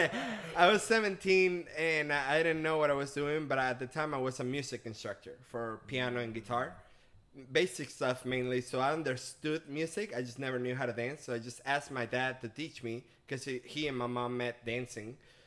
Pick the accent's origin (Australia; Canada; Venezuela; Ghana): Venezuela; English is a second language; now in United States; I'm originally from Venezuela. I've been in the States for the past 11 years.